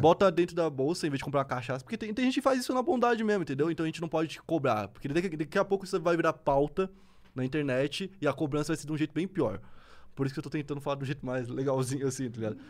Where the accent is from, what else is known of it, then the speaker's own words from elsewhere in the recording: Santa Catarina, Brazil; eu sou de Santa Catarina